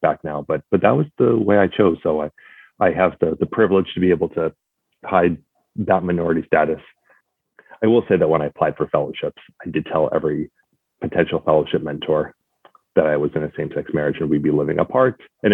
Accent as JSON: {"language": "English", "region": "Texas", "country": "United States", "tie": "born or raised there", "also_born_or_lived": "Madison, Wisconsin", "moved": "as an adult", "said": "growing up in Texas"}